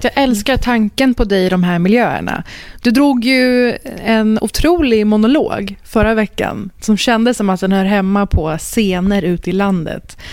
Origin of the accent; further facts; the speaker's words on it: Sweden; jag är född och uppvuxen i Sverige